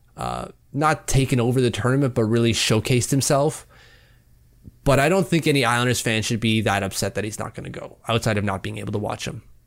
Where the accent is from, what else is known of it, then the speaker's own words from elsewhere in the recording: Canada; As a Canadian